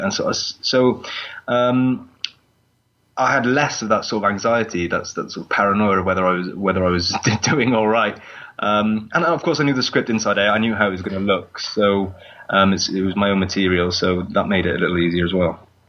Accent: Newport, Wales, United Kingdom; Newport Market, um, which is my hometown

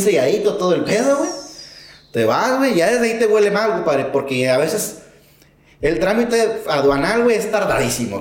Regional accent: Monterrey, Nuevo León, Mexico; soy aquí de Monterrey

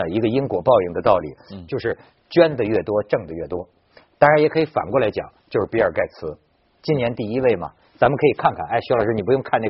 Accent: China; 我们中国人也有一种迷信

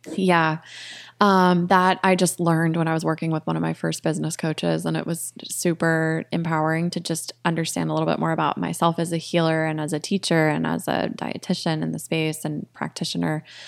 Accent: Connecticut, United States; moved away as an adult; also born or lived in Florida / Storrs (UConn), Connecticut / Boston, Massachusetts; now in Austin, United States; I grew up in Connecticut, went to Yukon, and then lived in Boston for eight years before I moved here last year

